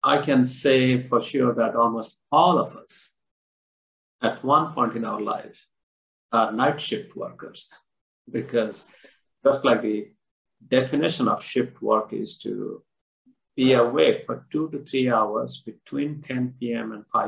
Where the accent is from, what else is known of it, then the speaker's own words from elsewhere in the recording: India; I was born and I grew up in India